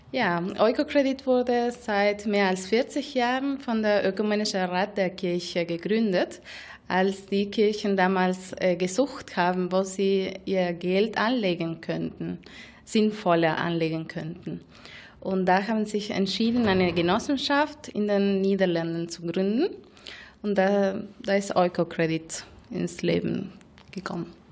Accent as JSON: {"language": "German", "country": "Argentina", "second_language": "German", "moved": "as an adult", "lives_now": "Germany", "said": "Ich komme aus Argentinien und habe dort bei einer Mikrofinanzinstitution ProMujer Argentinien äh, ungefähr vier Jahre gearbeitet"}